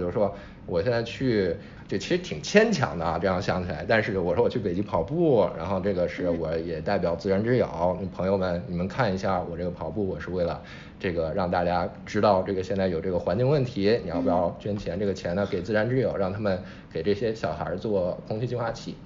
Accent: Zhengzhou, Henan, China; moved away; 我老家，假如说郑州弄一马拉松

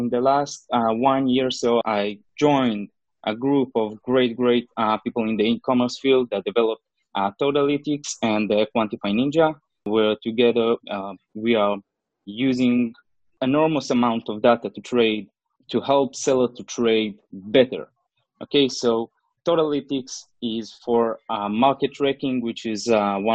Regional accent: Israel; I'm from Israel.

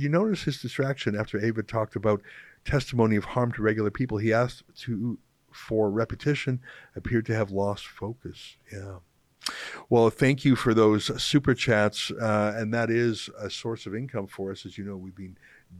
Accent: Western Canada, Canada; moved away; as a English Canadian originally from the West

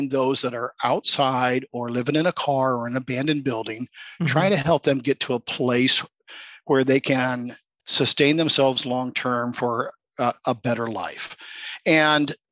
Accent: Des Moines, Iowa, United States; I grew up in Des Moines, Iowa

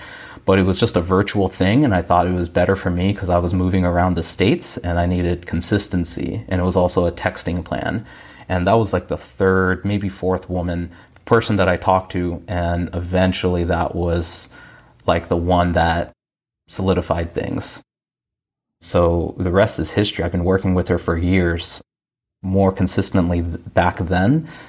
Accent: India; born there; I'm an Indian guy. I was born in India. I'm first generation.

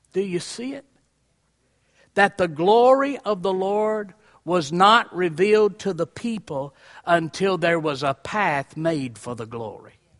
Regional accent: Columbia, Tennessee, United States; I was raised in Columbia, Tennessee

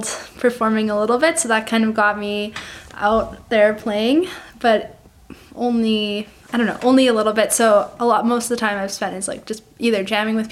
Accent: Nelson, British Columbia, Canada; I'm from Nelson, BC.

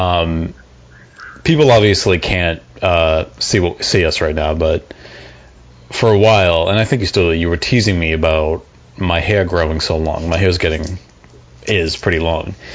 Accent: South Shore, Massachusetts, United States; accent: Boston; I'm from the South Shore

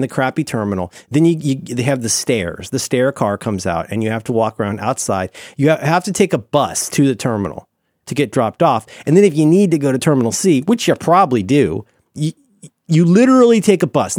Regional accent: Ohio, United States; I'm from Ohio

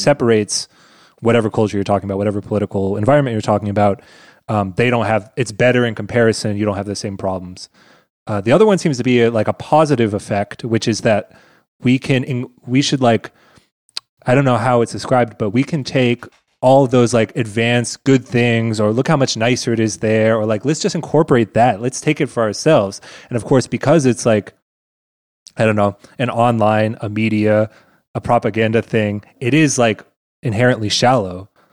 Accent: United States; now in Germany; as an American in Germany

